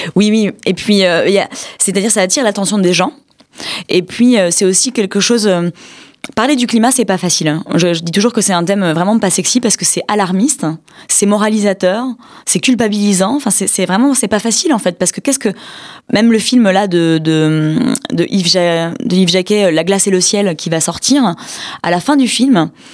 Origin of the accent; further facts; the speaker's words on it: France; on est français